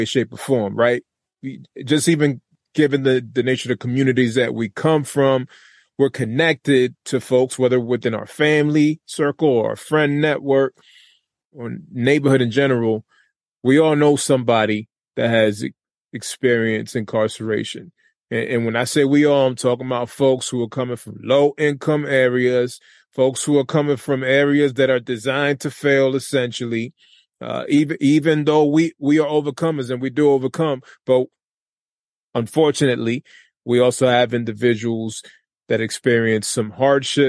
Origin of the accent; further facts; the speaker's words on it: Lawrence, Massachusetts, United States; I'm from Lawrence, Massachusetts